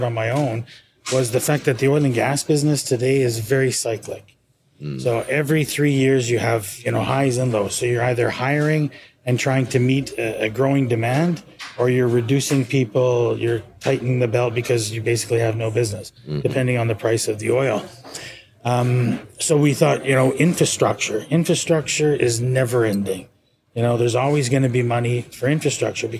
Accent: Canada; moved away as an adult; also born or lived in Dubai; now in South Florida, United States; I'm from Canada

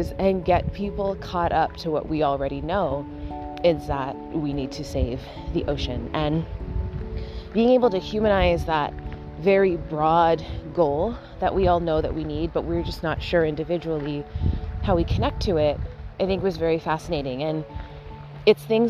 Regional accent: Canada; as a Canadian

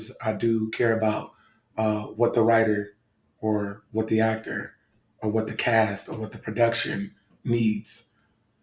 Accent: Los Angeles, California, United States; I was born and raised in the city of Los Angeles. So I'm a true Angeleno

